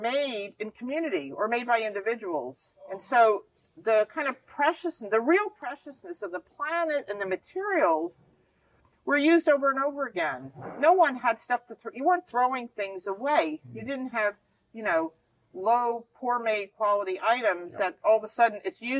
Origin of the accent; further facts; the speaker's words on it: New Jersey, United States; moved away; where I grew up in New Jersey